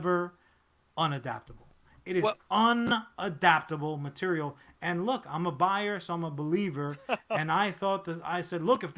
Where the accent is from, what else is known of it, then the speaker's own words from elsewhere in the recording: United States; I'm an American